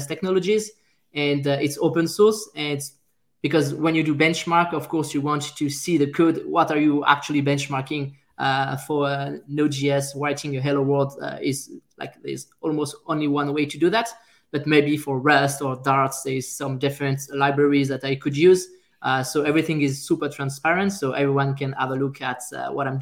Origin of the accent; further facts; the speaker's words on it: France; accent: French; English is a second language; now in Montreal, Canada; I'm a French guy, as you can hear by my French accent